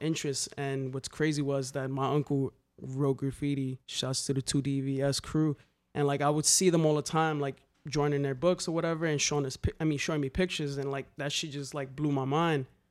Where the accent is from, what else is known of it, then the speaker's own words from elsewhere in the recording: New York City, New York, United States; growing up in the Bronx, um, a nineties kid